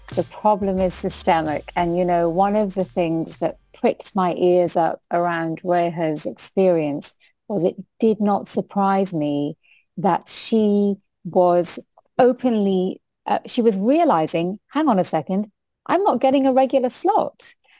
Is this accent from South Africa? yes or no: no; United Kingdom; accent: British; first language Hindi; English is a second language; moved away as an adult; also born or lived in India; now in New Zealand; as an Indian, who um, my first language is Hindi. It's my, my mother spoke to me first in Hindi. That's my first language, no matter how British I sound.